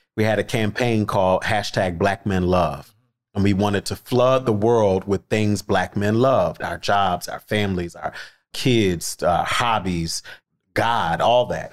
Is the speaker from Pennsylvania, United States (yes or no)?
yes; Philadelphia, Pennsylvania, United States; I am from Philly.